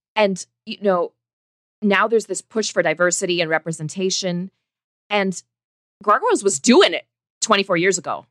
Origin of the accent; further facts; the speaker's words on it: Indiana, United States; I was a little girl growing up in Indiana